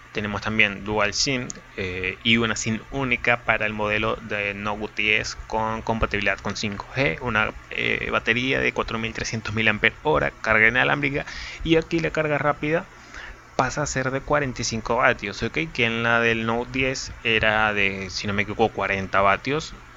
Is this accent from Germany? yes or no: no; Venezuela; soy de Venezuela, tengo 21 años